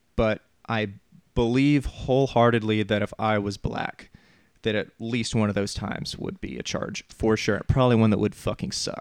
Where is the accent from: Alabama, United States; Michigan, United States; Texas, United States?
Alabama, United States; also born or lived in North Carolina; now in Nashville, United States; I grew up in Alabama. I was born in North Carolina. I was raised in Alabama